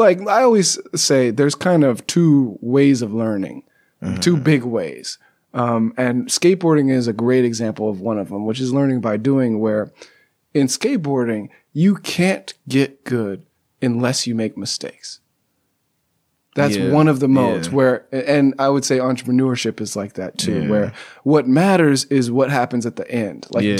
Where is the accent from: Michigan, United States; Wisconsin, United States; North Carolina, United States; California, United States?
California, United States; Pasadena; moved away; I'm from Southern California, Pasadena.